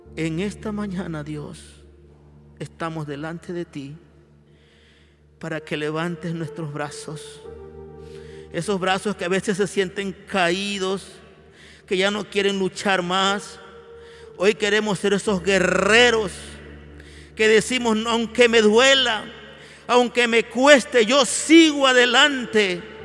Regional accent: Ecuador; de la iglesia del Ecuador. Clamamos por nuestro país

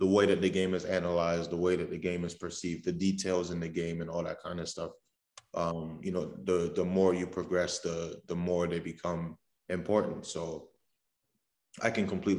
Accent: Raleigh, North Carolina, United States; moved away as an adult; also born or lived in Trinidad; now in Rochester, United States; I'm from Raleigh

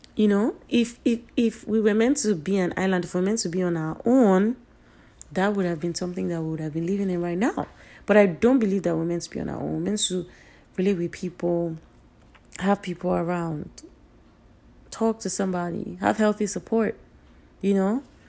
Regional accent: Nigeria; Being a Nigerian

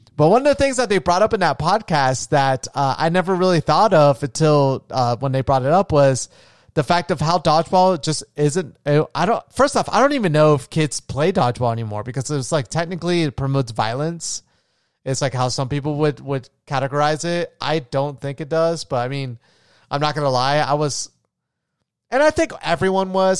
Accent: Florida, United States; I grew up in Florida

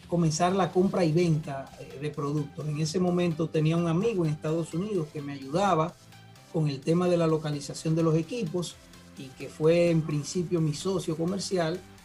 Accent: Santiago de los Caballeros, Santiago, Dominican Republic; vengo del interior, de la ciudad de Santiago de los Caballeros.

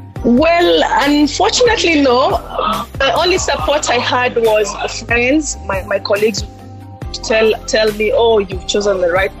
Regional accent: Kenya; Yes, I'm Kenyan.

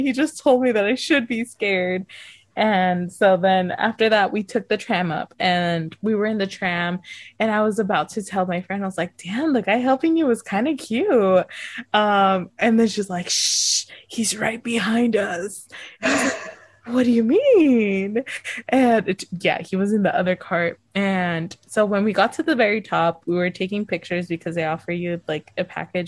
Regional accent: United States; we're like, oh, the US

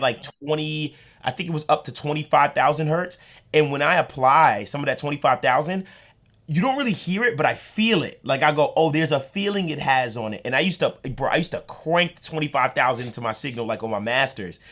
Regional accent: New York, United States; I'm from New York

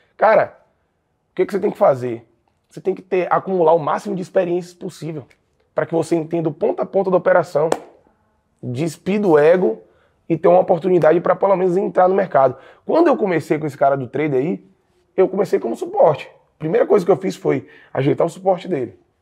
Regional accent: Jequié, Bahia, Brazil; eu sou natural de uma cidade interior da Bahia, é, chamada Jequié

